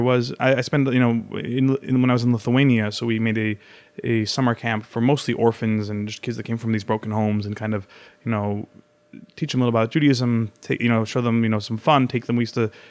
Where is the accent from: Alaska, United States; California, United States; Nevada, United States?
California, United States; Hollywood; Niet, Yais Galiwood, you know, I'm from Hollywood.